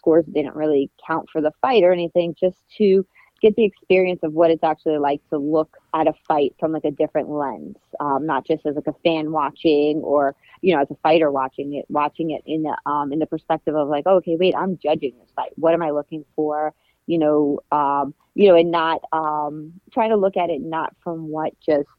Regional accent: New York City, New York, United States; also born or lived in Bayside, Queens; I grew up in Glendale.

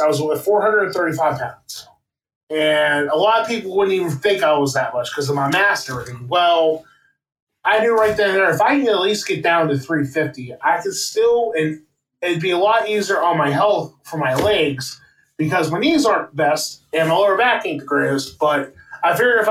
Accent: Wheeling, West Virginia, United States; I am from Wheeling, West Virginia

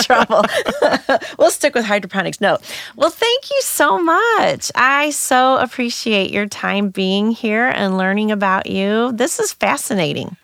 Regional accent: St. Louis, Missouri, United States; I grew up in North County, Saint Louis

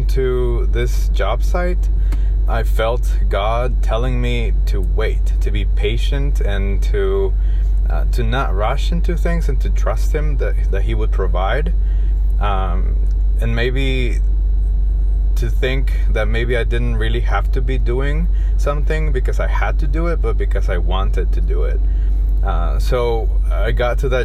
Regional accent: Guatemala City, Guatemala Department, Guatemala; also born or lived in United States; I'm originally from Guatemala City.

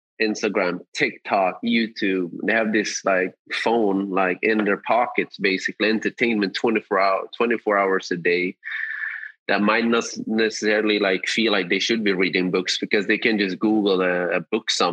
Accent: Sweden; I grew up in Sweden.

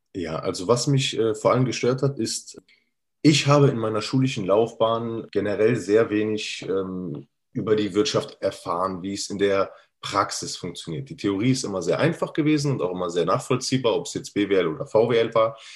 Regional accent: Cologne-Bonn area, North Rhine-Westphalia, Germany; Ich bin Immobilienmakler und Finanzierer aus dem Kreis Köln-Bonn

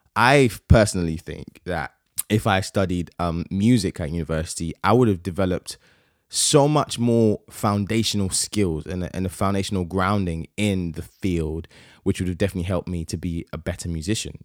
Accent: Nigeria; I'm Nigerian

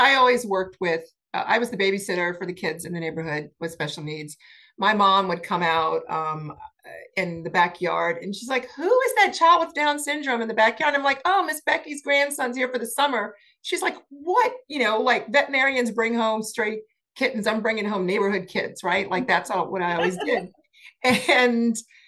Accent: New Orleans, Louisiana, United States; moved away; I'm a New Orleans girl and I love New Orleans. I love being in New Orleans. I love, you know, growing up in Louisiana

